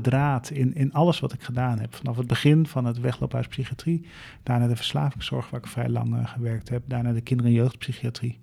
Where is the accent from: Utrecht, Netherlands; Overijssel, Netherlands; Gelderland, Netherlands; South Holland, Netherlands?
Utrecht, Netherlands; Leersum; ik woon op de burgemeester